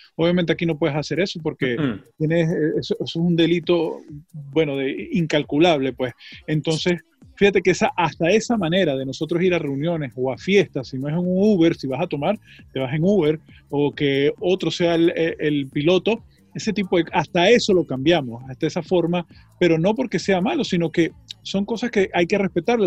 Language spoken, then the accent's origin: Spanish; Venezuela; moved away as an adult; now in United States; uno como venezolano